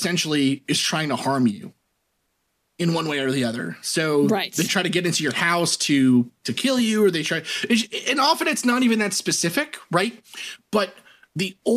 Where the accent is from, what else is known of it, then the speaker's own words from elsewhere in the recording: New York, United States; our house had hot water heat in it growing up in New York.